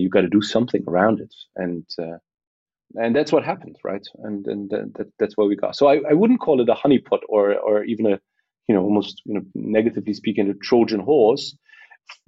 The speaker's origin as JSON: {"language": "English", "region": "Berlin", "country": "Germany", "tie": "born or raised there", "said": "I was born and raised in Berlin by a Polish mother and a Moroccan father"}